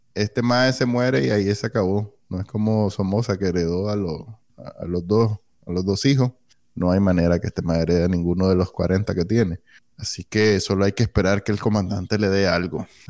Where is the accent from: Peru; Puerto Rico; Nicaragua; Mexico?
Nicaragua; moved away as an adult; cuando salí de Nicaragua en el 2009, en 2019